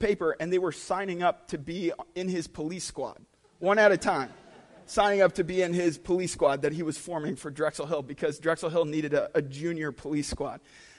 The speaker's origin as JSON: {"language": "English", "town": "Cagayan de Oro", "country": "Philippines", "tie": "born or raised there", "said": "So when I was growing up in the Philippines, all the Filipinos that I grew up around called my dad Coach."}